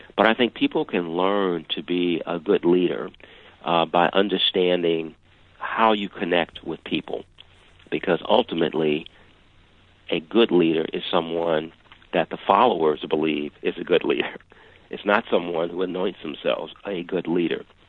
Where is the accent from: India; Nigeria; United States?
United States; Chicago, Illinois; I grew up in Chicago.